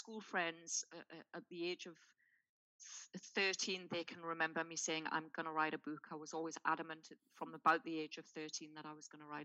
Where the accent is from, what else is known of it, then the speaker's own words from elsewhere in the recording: Newcastle upon Tyne, North East England, United Kingdom; I was born in Newcastle upon Tyne in the UK and raised very much in a working class environment